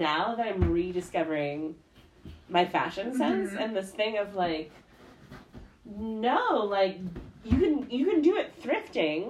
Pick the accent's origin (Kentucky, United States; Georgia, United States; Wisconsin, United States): Wisconsin, United States; I grew up in Wisconsin